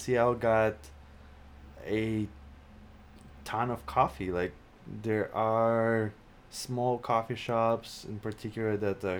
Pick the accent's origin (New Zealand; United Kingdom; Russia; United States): Russia; Saint Petersburg; moved away; So I am from Russia, St. Petersburg, if you're wondering about the accent.